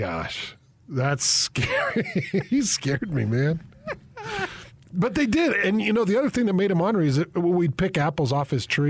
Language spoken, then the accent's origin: English; Minden, Utah, United States; But that was Minden, Utah, man. Growing up in Minden, Utah.